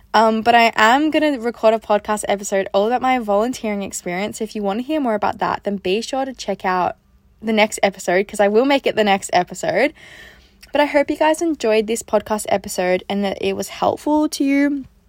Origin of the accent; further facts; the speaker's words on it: Australia; also born or lived in Gold Coast; I'm from Australia.